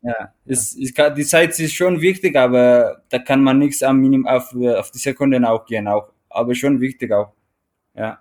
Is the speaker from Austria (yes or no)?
no; Eritrea; German is a second language; also born or lived in Teisendorf, Bavaria, Germany; now in Traunstein, Germany